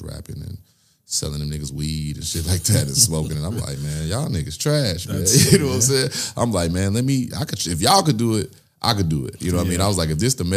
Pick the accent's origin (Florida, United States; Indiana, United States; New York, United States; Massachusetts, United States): Indiana, United States; Gary; I'm from Gary, Indiana